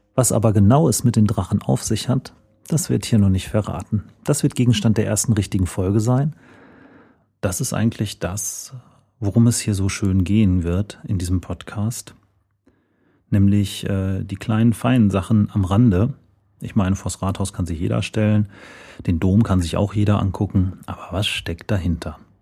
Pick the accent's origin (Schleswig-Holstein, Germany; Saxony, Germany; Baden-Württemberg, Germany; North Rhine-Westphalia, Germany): North Rhine-Westphalia, Germany; Sauerland; now in Paderborn, Germany; ich komme aus dem Sauerland